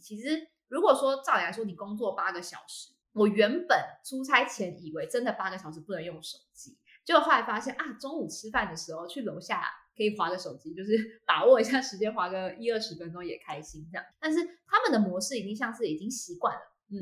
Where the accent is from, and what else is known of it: Taiwan; also born or lived in United Kingdom